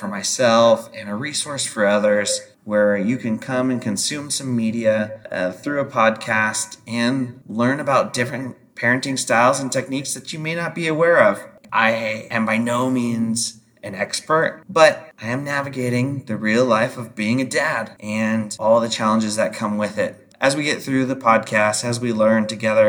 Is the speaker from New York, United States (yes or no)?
no; Idaho, United States; growing up in Idaho